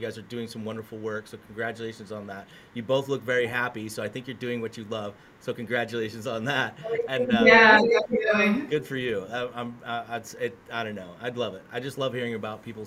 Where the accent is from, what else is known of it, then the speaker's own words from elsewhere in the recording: United States; I'm an American